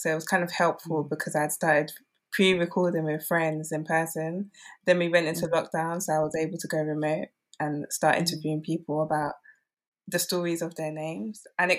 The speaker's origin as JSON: {"language": "English", "country": "Nigeria", "said": "I mean, especially being Nigerian, I assumed that I knew all there was to know about what it means to be Nigerian."}